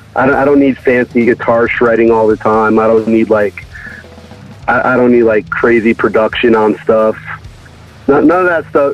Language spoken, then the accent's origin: English; Connecticut, United States; now in Pasadena, United States; I grew up on the East Coast.